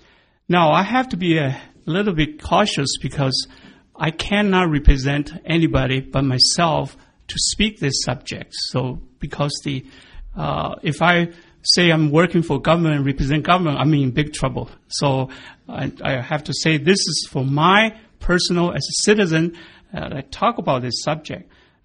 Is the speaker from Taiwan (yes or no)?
yes; Taiwan; moved away as an adult; also born or lived in Guiyang, Guizhou, China / Manitoba, Canada / Changsha, Hunan (parents); now in Canada; So we moved to Taiwan. Then 1969, I've been grow up and educated in Taiwan until 1969, moved to Manitoba